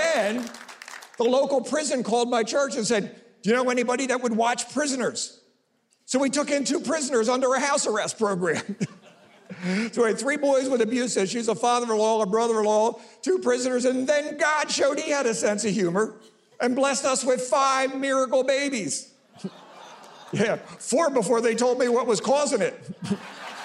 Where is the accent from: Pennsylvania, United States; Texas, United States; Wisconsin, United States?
Pennsylvania, United States; Philadelphia; I'm from South Philly